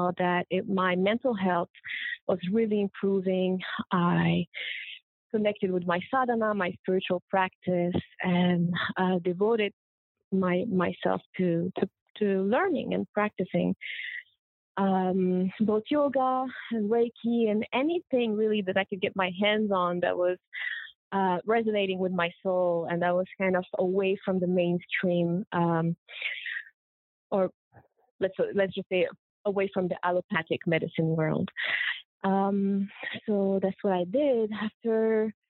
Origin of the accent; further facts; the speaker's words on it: Morocco; moved away as an adult; also born or lived in Colombia / Montreal, Canada; I was born in Colombia. I was raised in Morocco from a Colombian mother and Moroccan father